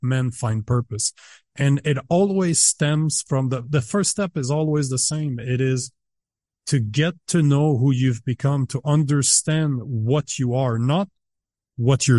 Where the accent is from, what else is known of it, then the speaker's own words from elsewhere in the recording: Canada; as a Canadian